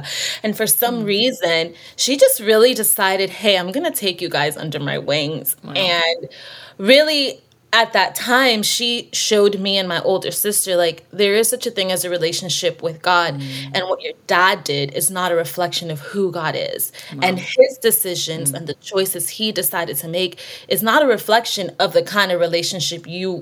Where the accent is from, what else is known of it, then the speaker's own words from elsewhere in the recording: Miami, Florida, United States; now in Tulsa, United States; I grew up in Miami, so I haven't lived in Tulsa my whole life, but I grew up in Miami